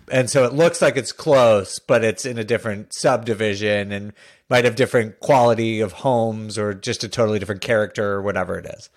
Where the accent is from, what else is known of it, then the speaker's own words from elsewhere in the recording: Northeast, United States; I grew up in the Northeast